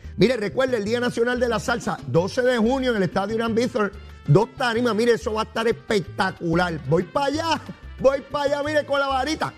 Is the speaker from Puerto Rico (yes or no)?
yes; San Juan, Puerto Rico; Soy orgulloso de ser puertorriqueño, de vivir en esta isla